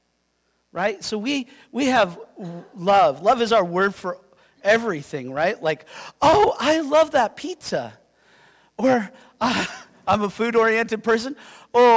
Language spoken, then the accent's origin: English; Yakima, Washington, United States; I'm from Yakima.